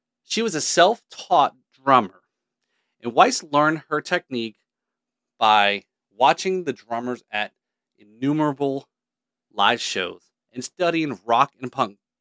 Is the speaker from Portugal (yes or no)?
no; Scotland, United Kingdom; I'm Scottish too